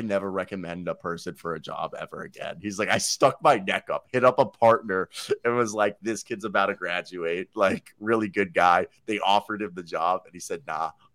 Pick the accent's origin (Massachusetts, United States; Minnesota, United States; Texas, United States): Minnesota, United States; St. Louis Park; I was born in St. Louis Park.